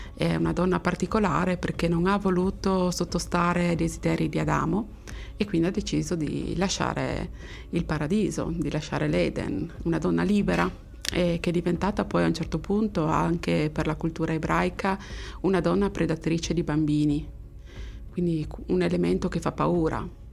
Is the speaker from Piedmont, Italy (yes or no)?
no; Friuli-Venezia Giulia, Italy; sono friulana